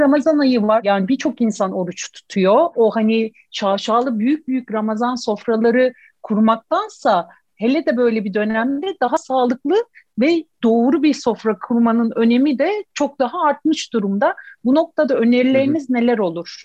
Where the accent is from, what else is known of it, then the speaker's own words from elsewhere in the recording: İzmir, Turkey; ben İzmirliyim